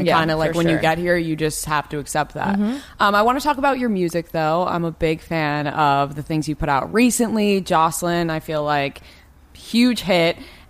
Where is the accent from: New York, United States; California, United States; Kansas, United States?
New York, United States; now in Los Angeles, United States; we're both from New York